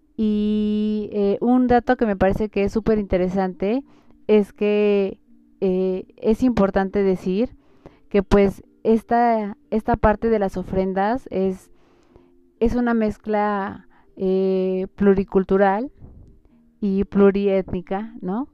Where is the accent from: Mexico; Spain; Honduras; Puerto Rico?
Mexico; como mexicanos